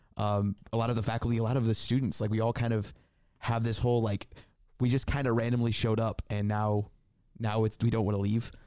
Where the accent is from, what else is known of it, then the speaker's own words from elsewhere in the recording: Indiana, United States; now in Northwest Ohio, United States; I'm, I'm from, I grew up in Indiana.